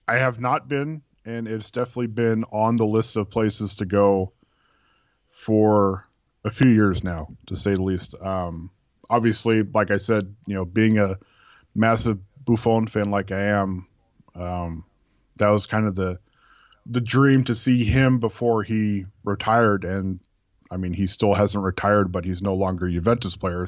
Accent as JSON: {"language": "English", "region": "California", "country": "United States", "tie": "born or raised there", "moved": "yes", "lives_now": "Oregon, United States", "said": "I grew up in California."}